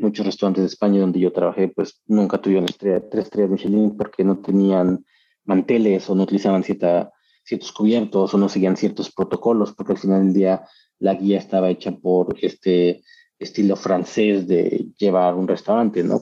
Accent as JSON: {"language": "Spanish", "country": "Mexico", "moved": "as an adult", "lives_now": "Australia", "said": "seguiré siendo mexicano y tener el pasaporte australiano"}